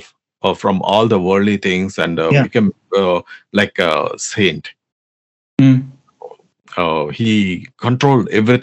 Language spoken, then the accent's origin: English; Andhra Pradesh, India; first language Telugu; English is a second language; my mother tongue is Telugu, basically. I'm from Andhra Pradesh